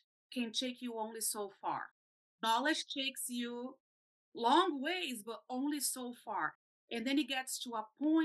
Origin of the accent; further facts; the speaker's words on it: Brazil; moved away; I'm from Brazil.